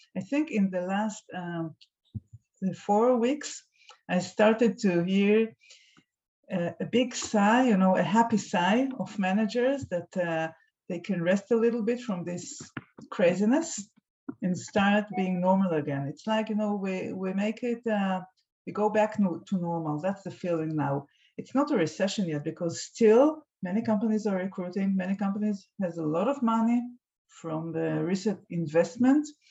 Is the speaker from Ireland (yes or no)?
no; Tel Aviv, Tel Aviv District, Israel; I'm from Tel Aviv.